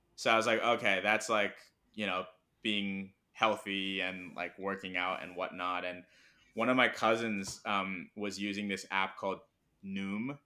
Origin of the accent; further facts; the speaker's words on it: Hong Kong; first language Mandarin; English is a second language; also born or lived in Pittsburgh, United States / Irvine, California, United States / Hyderabad, India; now in New York, United States; I was born in the U S, grew up in Hong Kong, and I'm Indian